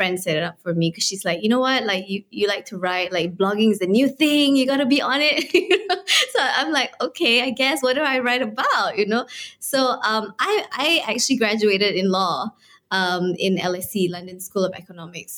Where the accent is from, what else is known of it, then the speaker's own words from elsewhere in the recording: Kuala Lumpur, Malaysia; so I was born and raised in Kuala Lumpur. It's the capital of Malaysia